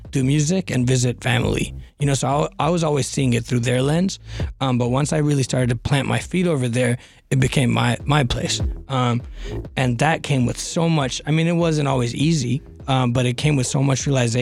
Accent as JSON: {"language": "English", "region": "Northern California", "country": "United States", "tie": "born or raised there", "also_born_or_lived": "Boston", "said": "I grew up in Northern California suburbs"}